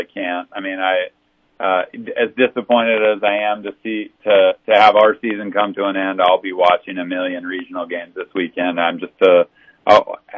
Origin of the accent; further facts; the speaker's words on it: Montana, United States; now in South Dakota, United States; I grew up in Montana